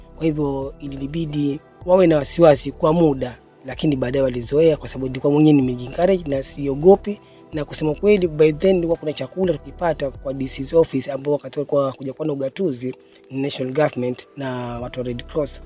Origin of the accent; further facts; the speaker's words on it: Tezo, Kilifi County, Kenya; also born or lived in Shauri Moyo, Mkomani (ancestral); kutoka Tezo, ni Kilifi North sub Tezo ni kwa hali ambako baba yetu alihamia